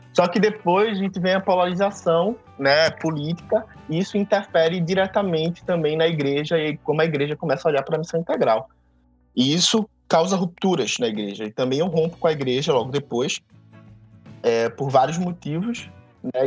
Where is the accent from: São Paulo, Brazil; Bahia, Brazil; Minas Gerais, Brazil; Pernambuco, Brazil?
Pernambuco, Brazil; Recife; Primeiro eu sou pernambucano, o filho de uma pernambucana com carioca, mas nascido em, em Recife. E, é, e, nascido, como a gente fala aqui no Nordeste, nascido ou parido e criado na igreja